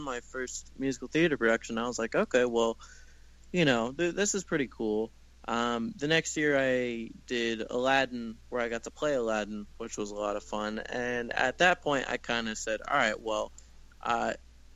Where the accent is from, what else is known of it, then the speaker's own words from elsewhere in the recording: Jacksonville, Florida, United States; moved away as an adult; now in Los Angeles, United States; I grew up in Jacksonville, Florida, actually a little bit outside of Jacksonville in this tiny little beach town out on the East Coast